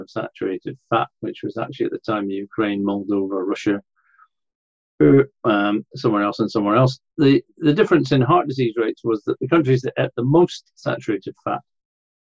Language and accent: English; Scotland, United Kingdom; I lived in Scotland. I was brought up in Scotland.